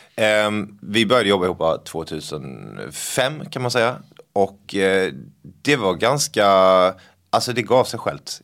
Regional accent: Blekinge, Sweden; accent: Scanian, or rather Blekinge; now in Stockholm, Sweden; det här, är eh, den skånska varianten, eller blekingska ja. egentligen då faktiskt

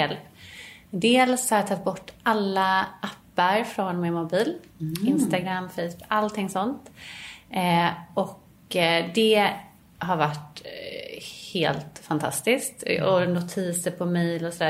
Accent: Gothenburg, Västra Götaland, Sweden; now in Stockholm, Sweden; vi kommer ju båda från Göteborg

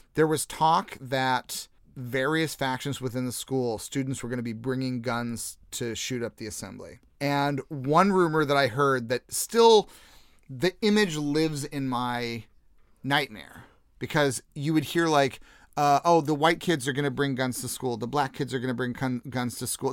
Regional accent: Jefferson City, Missouri, United States; accent: American; moved away as an adult; also born or lived in Liverpool / London; I grew up in Jefferson City, Missouri, which is, uh, the capital of Missouri

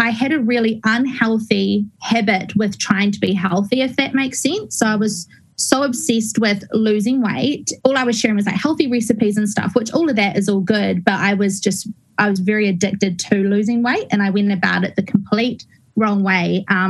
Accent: Christchurch, Canterbury, New Zealand; Okay, well, I grew up in Christchurch. I'm a Christchurch girl in a small little town called Brooklands, which is kind of out in the country.

